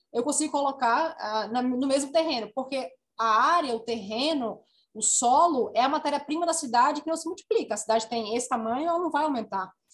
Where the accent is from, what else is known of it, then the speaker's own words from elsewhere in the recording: Natal, Rio Grande do Norte, Brazil; sou natalense, nascida e criada